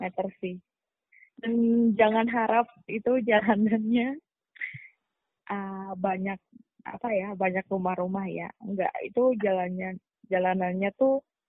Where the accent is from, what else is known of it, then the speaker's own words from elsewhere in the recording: Yogyakarta, Special Region of Yogyakarta, Indonesia; moved away as an adult; also born or lived in Jakarta / Kayong Utara, West Kalimantan; asalnya dari Jogja benar-benar asli Jogja